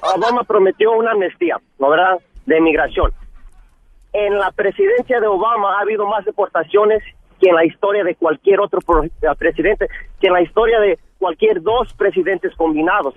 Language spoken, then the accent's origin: Spanish; Jalisco, Mexico; now in California, United States; soy mexicano, igual paisano tuyo de Jalisco